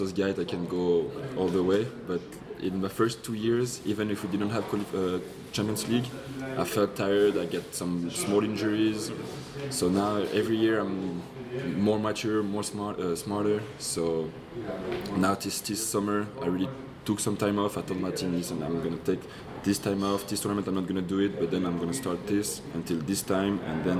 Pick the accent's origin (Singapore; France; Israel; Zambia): France; Poitiers, Nouvelle-Aquitaine; But it kind of sucks that I'm French. I was born in France. Yeah. I was born even in Poitiers.